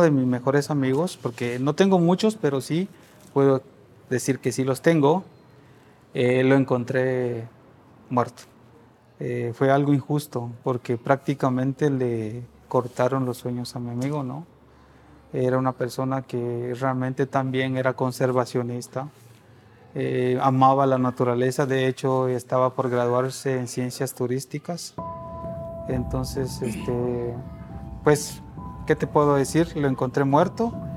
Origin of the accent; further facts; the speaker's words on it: Guatemala; moved away as an adult; now in Mexico City, Mexico; soy de Guatemala